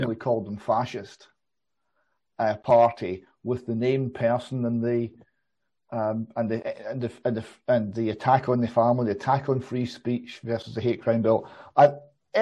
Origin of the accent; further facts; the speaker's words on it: Airdrie, Scotland, United Kingdom; so I was born in Airdrie in Lanarkshire